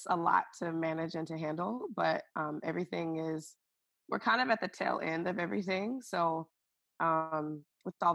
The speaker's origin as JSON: {"language": "English", "region": "Alabama", "country": "United States", "also_born_or_lived": "Seattle, Washington / Hawaii", "moved": "as an adult", "lives_now": "Seattle area, United States", "said": "I'm originally from Alabama, but have lived in Seattle, in the Seattle area."}